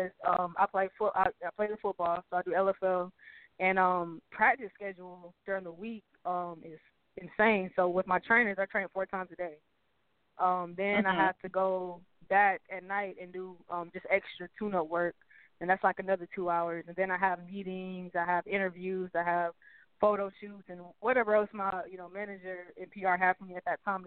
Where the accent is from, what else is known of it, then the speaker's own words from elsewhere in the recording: Houston, Texas, United States; also born or lived in Greenville, South Carolina; I always tell people I moved to Houston when I was literally like 1 year old